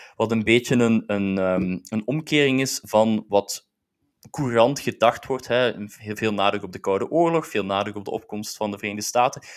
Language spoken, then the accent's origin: Dutch; Belgium; dus ik ben zelf Belg, hè, dus ik ben als Belg geboren